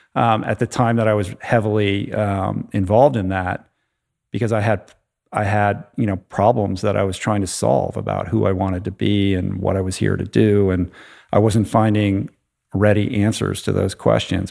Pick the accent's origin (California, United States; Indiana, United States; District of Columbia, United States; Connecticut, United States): District of Columbia, United States; Washington; I grew up in the Washington, D C area